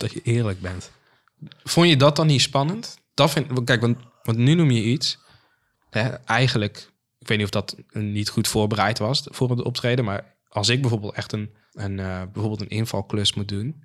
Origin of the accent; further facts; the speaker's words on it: Maarssen, Utrecht, Netherlands; bij ons in de Phoenix Maarsen, zoals wij die noemen